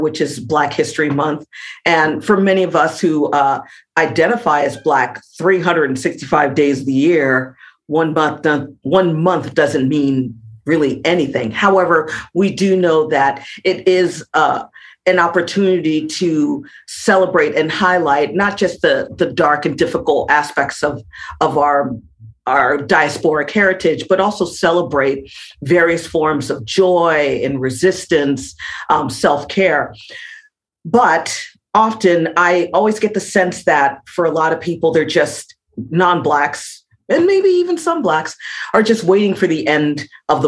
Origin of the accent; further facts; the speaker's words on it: Miami, Florida, United States; moved away as an adult; now in Scotland; growing up in Miami